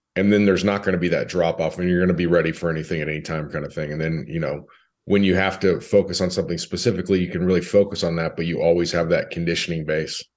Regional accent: California, United States; moved away as an adult; also born or lived in Nashville, Tennessee; now in Dallas, United States; I grew up in California.

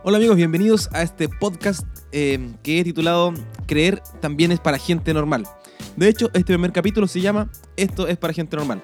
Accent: Chile; nacimos en Chile o en Sudamérica, en eh, Chile en mi casa

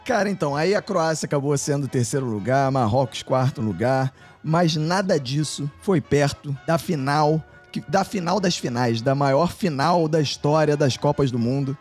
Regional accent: Brazil; eu sou brasileiro.

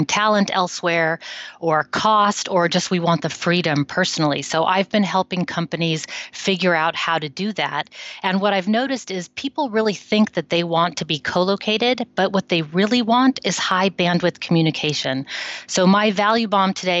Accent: United States; now in Netherlands; I'm an American living in the Netherlands for a long time now

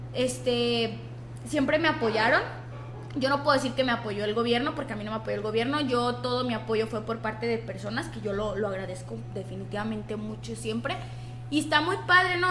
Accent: Mexico; nosotros como mexicanos

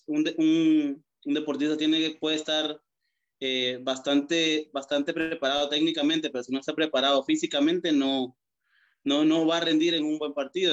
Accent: Guatemala; moved away as an adult; now in El Salvador; como guatemalteco, inicié squash en una de las canchas más antiguas de Guatemala

